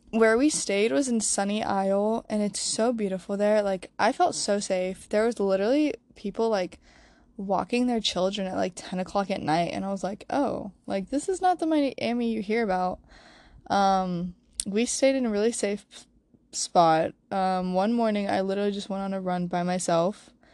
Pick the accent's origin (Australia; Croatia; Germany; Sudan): Croatia; now in Wilmington, United States; growing up in Croatia